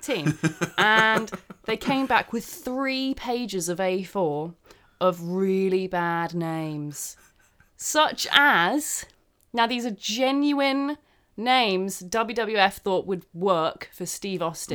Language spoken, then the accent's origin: English; United Kingdom; I'm British